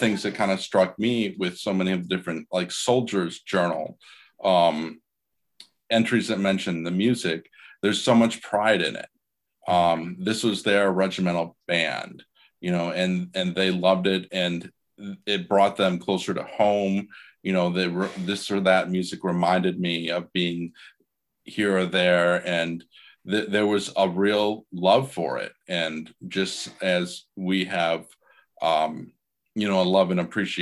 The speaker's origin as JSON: {"language": "English", "region": "Iowa", "country": "United States", "tie": "born or raised there", "said": "I'm originally from Iowa, and my dad he's retired now, was a high school band director for 42 years. And nice. I played in two different community bands when I was a kid"}